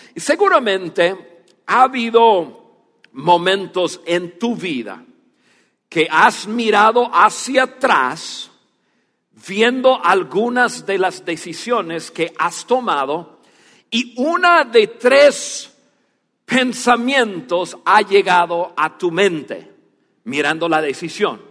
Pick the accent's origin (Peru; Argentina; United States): United States; first language English; Spanish is a second language; moved away as an adult; also born or lived in Dallas, Texas; now in Mexico; yo soy más mexicano que, que, que norteamericano